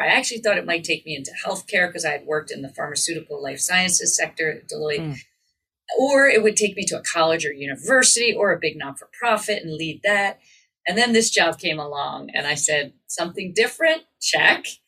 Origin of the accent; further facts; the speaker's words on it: outside Philadelphia, southern New Jersey, United States; I grew up outside of Philadelphia in southern New Jersey